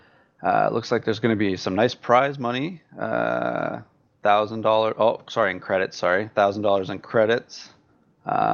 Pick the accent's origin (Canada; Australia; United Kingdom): Canada; since I'm Canadian